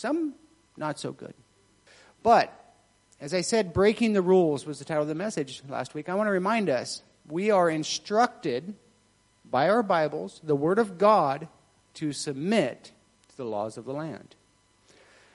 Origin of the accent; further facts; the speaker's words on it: United States; I'm American